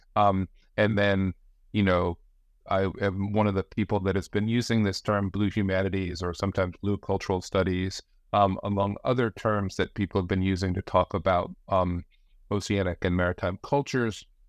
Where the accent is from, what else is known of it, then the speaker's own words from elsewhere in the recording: New Jersey, United States; now in Branford, United States; I grew up in the Northeast, uh, in New Jersey.